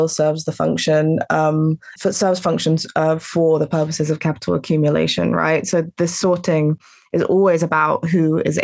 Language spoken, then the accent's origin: English; Antigua & Barbuda; I'm from Antigua, my family's from Antigua